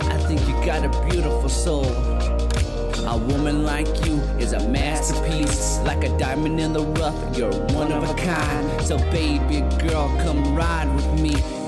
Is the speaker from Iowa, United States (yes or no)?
yes; Logan, Iowa, United States; also born or lived in Sioux City; especially Sioux City, that's where I was born. I was raised in Logan, where I lost my beat.